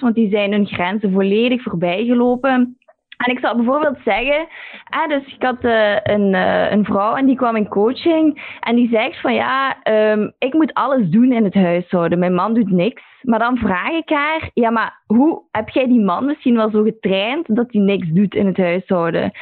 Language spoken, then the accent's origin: Dutch; Belgium; moved away as an adult; also born or lived in London; als Belg